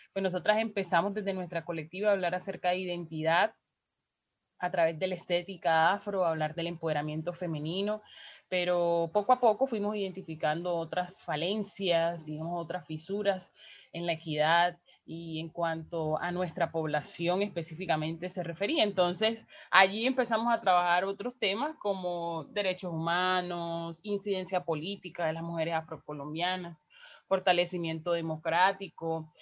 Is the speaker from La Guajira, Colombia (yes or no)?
yes; Riohacha, La Guajira, Colombia; soy una mujer afro guajira, nací en Hacha y vivo en Riohacha